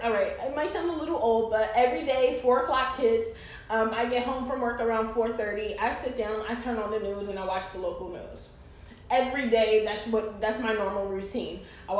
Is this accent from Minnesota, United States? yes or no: no; New York, United States; So in my hometown of New York